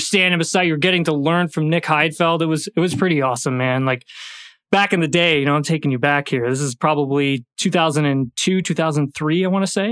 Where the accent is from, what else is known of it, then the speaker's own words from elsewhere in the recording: Canada; being a Canadian